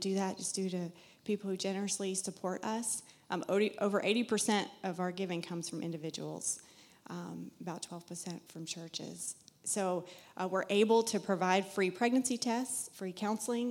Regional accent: South Carolina, United States; moved away as an adult; now in Massachusetts, United States; You'll hear an accent. I'm from South Carolina originally.

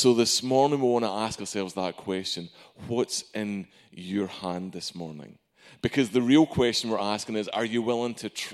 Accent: Arkansas, United States; Yes, my accent isn't local. I'm from Arkansas. Just don't say I'm Irish.

